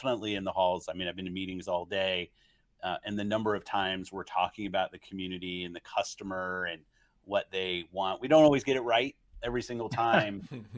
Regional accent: California, United States; I grew up in Southern, at that time I was in Southern California, and I'd ride my skateboard down to the arcades and play games.

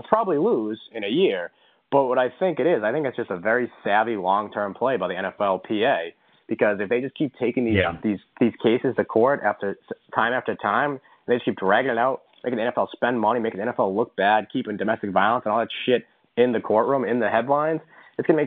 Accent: Boston, Massachusetts, United States; we're from Boston

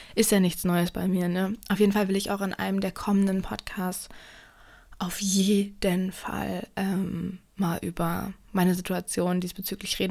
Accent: Germany; ich komme ja nicht direkt aus Berlin

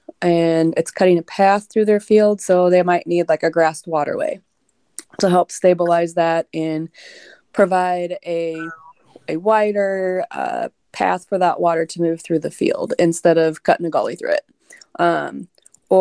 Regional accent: Indiana, United States; now in Illinois, United States; I grew up in Indiana.

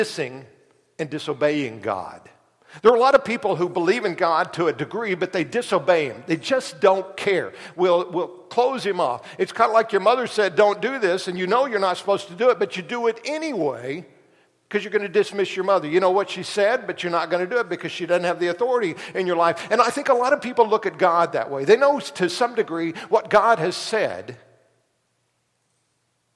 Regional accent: Tulsa, Oklahoma, United States; When I was growing up in Tulsa

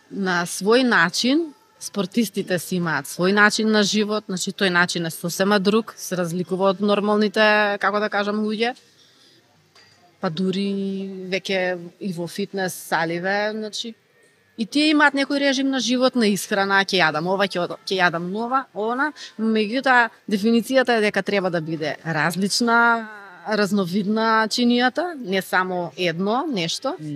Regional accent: North Macedonia; кај нас во Македонија

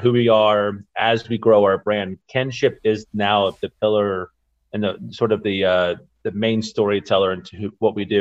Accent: Gwinnett County, Georgia, United States; moved away as an adult; also born or lived in Atlanta, Georgia; now in Iowa, United States; I grew up in Gwinnett County, which is northeast of Atlanta.

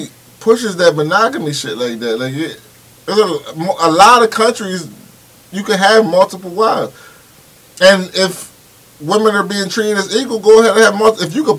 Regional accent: United States; because the way we was raised here in America and the way our culture is

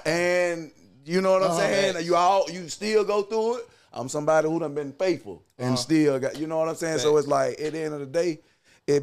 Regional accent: Douglas, Georgia, United States; I'm from Coffee County, Douglas, Georgia.

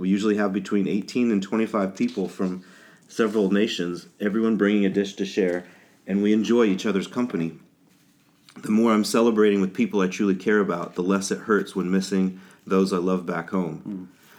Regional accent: Kenya; When I was a kid growing up in Kenya, not to kind of give the when I was a boy story, but we had a ham radio to get news out

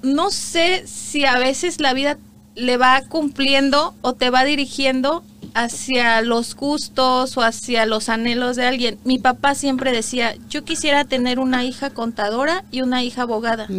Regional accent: Iguala, Guerrero, Mexico; moved away as an adult; also born or lived in Morelos, Mexico; now in Canada; yo nací en el estado de Guerrero, nací en Iguala Guerrero

